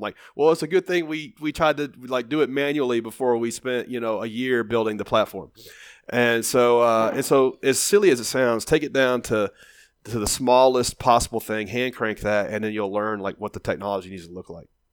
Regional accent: Nashville, Tennessee, United States; I was kind of a known commodity in my hometown

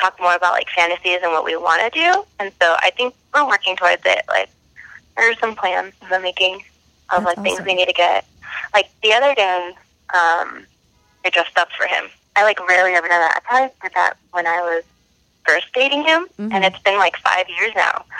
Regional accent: California, United States

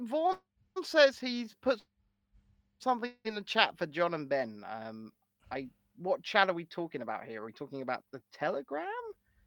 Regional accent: England, United Kingdom; I'm English.

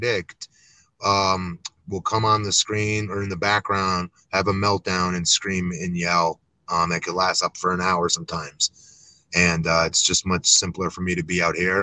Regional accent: Florida, United States; my home state of Florida

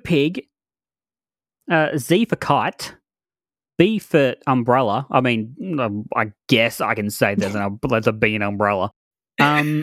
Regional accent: Australia; I'm Australian

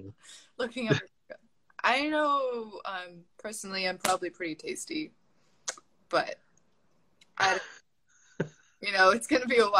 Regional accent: New England, United States; I'm from New England. That's, like, all anyone does there. And subsistence hunting.

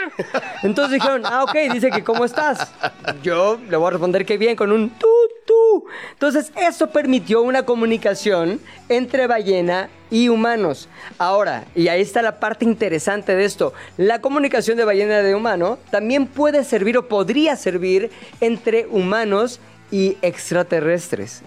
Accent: Mexico; yo como mexicano

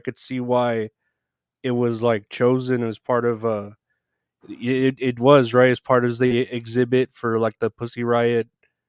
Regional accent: Uvalde, Texas, United States; my hometown was, like, one of Uvalde, Texas

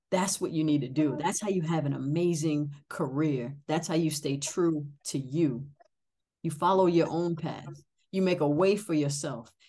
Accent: New England, United States; I'm from New England, but I don't have a New England accent. I never have.

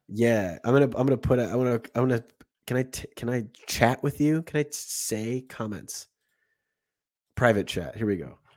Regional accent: United States; as an American

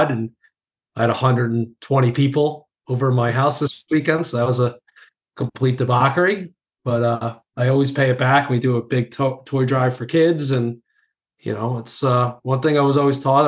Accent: New York, United States; accent: New York; my accent, you know, being from New York

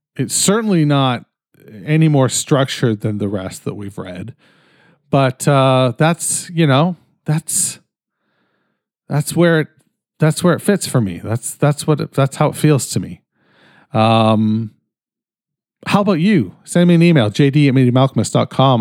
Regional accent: Canada; I'm fucking Canadian

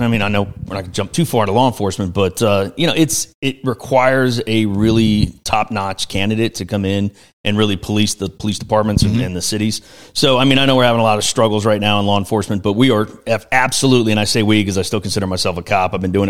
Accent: Las Vegas, Nevada, United States; moved away; also born or lived in North Carolina; I'm originally from Las Vegas

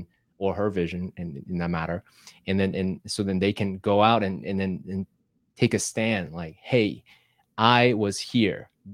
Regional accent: Taiwan; moved away; I grew up in Taiwan, Asian tiger parents, and the Confucius education system

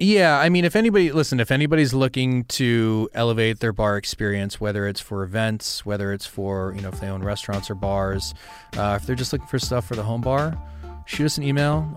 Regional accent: Westchester, New York, United States; I grew up in Westchester

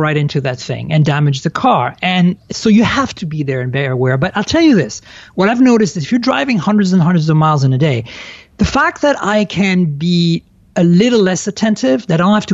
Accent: France; moved away; I was born and raised in France.

